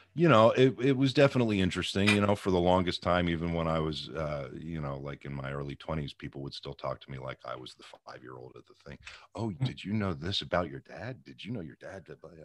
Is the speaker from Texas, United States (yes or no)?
no; Pittsburgh, Pennsylvania, United States; Pittsburgh, Pennsylvania.